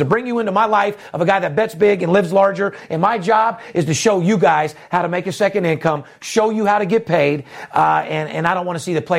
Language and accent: English; Las Vegas, Nevada, United States; Third generation born and raised in Las Vegas.